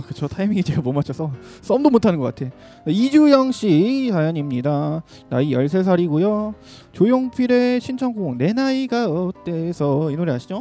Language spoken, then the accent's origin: Korean; Seoul, South Korea; 어렸을 때부터 여기